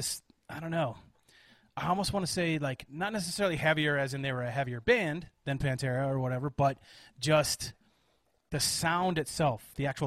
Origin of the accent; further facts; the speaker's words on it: Janesville, Wisconsin, United States; moved away; also born or lived in Colorado; I spent probably 7 years of my life growing up in Janesville, Wisconsin